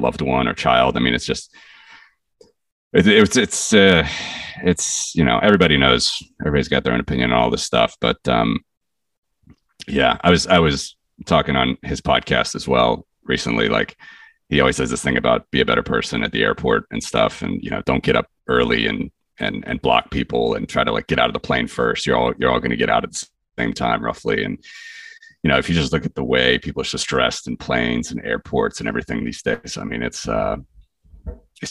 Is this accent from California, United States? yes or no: no; Cincinnati, Ohio, United States; moved away; my hometown in Cincinnati